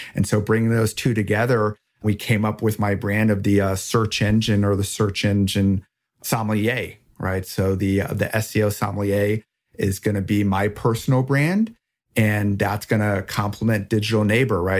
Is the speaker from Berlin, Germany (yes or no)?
no; Rheinhessen, Rhineland-Palatinate, Germany; moved away; I grew up in Germany in, uh, a very rich wine region with a rich history there called Rheinhessen.